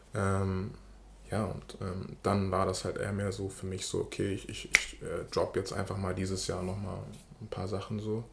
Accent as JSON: {"language": "German", "region": "Hamburg", "country": "Germany", "tie": "born or raised there", "said": "Ich bin in Poppenbüttel aufgewachsen. Poppenbüttel ist ein Bezirk, Stadtteil in, in Hamburg."}